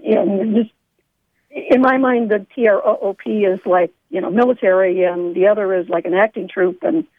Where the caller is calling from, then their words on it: Sharon, Pennsylvania, United States; Calling from Sharon, Pennsylvania, Penn State Shenango, where I teach theater.